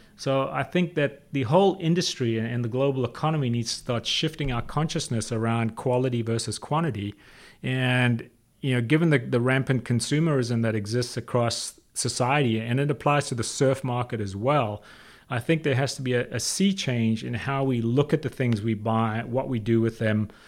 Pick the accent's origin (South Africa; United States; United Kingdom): South Africa; I grew up in South Africa